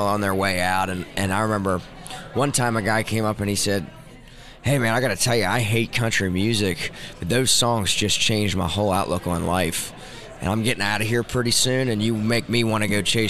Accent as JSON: {"language": "English", "area": "outside of Harrisburg", "region": "Pennsylvania", "country": "United States", "said": "Outside of Harrisburg."}